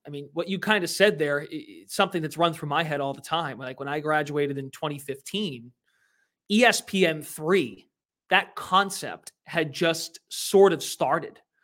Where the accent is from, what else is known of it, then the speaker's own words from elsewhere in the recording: Lowell, Massachusetts, United States; I worked at a local radio station in my hometown of Lowell, Mass, uh, Lowell, Massachusetts